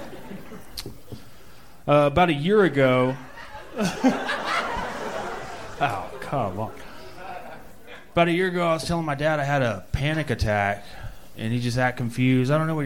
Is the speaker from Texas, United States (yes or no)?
yes; Texas, United States; born or raised there